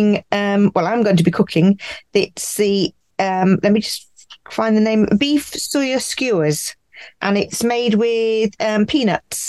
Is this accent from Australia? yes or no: no; United Kingdom; I'm from the United Kingdom, and I live on a narrowboat